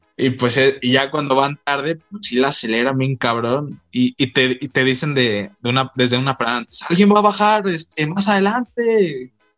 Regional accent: Mexico; aquí en México

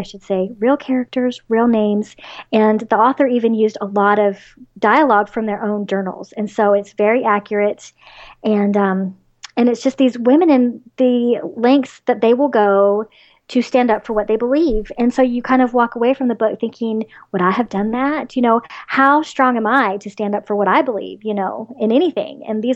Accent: the South, United States; So, of course, being a Southerner, I love Southern lit

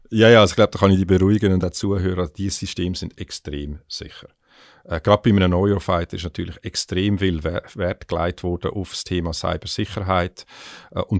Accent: Switzerland; jetzt, wenn du mich als Schweizer fragst, ist natürlich auch spannend

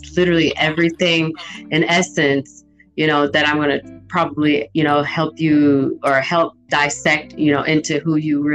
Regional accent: St. Louis, Missouri, United States; also born or lived in St. Ann, Missouri; you and I both, born and raised in St. Louis

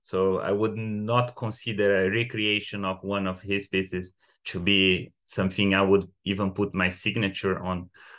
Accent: Brazil; now in London, United Kingdom; I'm 31 and I moved from Brazil few countries before I get to London where I'm based now

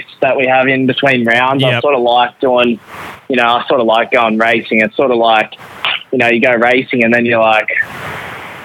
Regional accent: Sydney, New South Wales, Australia; I grew up in Sydney

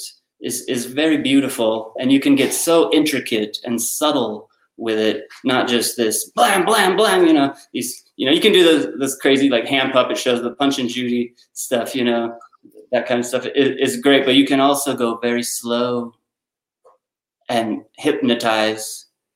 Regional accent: United States; growing up in America, the Fraggle Rock, the Muppets, Sesame Street

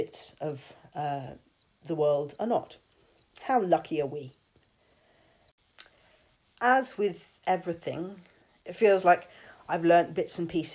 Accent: London, United Kingdom; moved away as an adult; now in Saintfield, United Kingdom; I grew up in London and Erin and I lived there until 2016

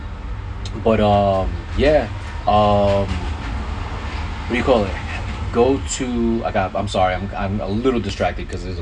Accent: New York, United States; go hunting in my home state, in New York State

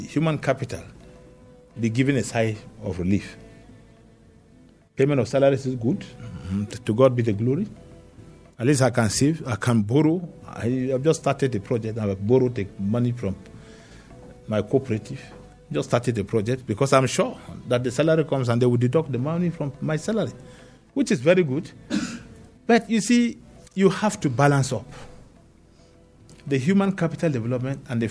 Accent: Panshin, Plateau, Nigeria; I'm from Panshin

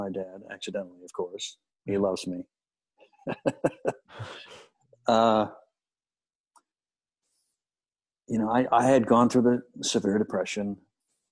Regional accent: Kansas City, United States; moved away; growing up in Kansas City

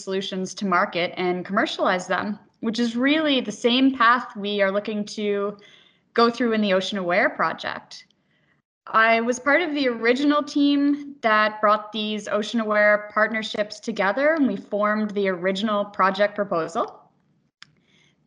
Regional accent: Halifax, Nova Scotia, Canada; also born or lived in United States; I was born here in Halifax, where I spent the majority of my career in education.

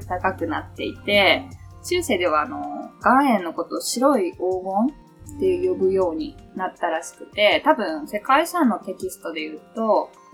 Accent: Lake Shikotsu area, Hokkaido, Japan; 私の地元にある、さっきお話しした湖、支笏湖って言うんですけど

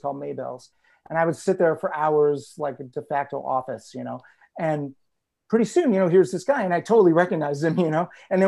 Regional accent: Cleveland, Ohio, United States; moved away as an adult; also born or lived in Columbus, Ohio / Brooklyn, New York; now in New York, United States; I grew up in Cleveland. I moved here in 2004 after living in Columbus for a while

